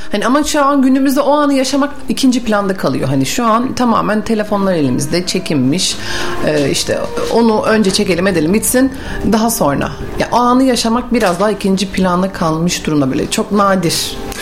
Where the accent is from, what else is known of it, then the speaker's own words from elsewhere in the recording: Bursa, Turkey; also born or lived in Mudanya; Bursa doğumluyum. Mudanya'da ikametgah ediyorum yapıyoruz.